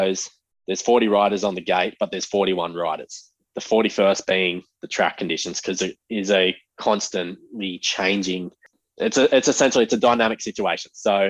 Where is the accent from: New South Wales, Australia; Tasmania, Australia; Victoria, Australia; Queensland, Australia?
New South Wales, Australia; Central Coast; I am 24 from the Central Coast